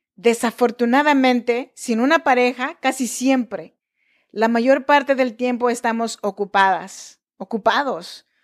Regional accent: Chinantla region, Oaxaca, Mexico; Yo nací en Oaxaca, México, en la región chinanteca

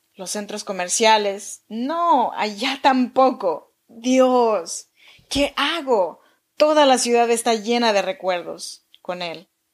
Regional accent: Chinantla region, Oaxaca, Mexico

